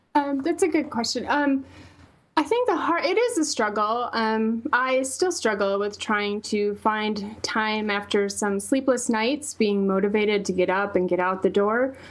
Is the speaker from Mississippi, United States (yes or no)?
no; Wisconsin, United States; accent: Wisconsin; moved away as an adult; now in Boulder, United States; I can't hide my Wisconsin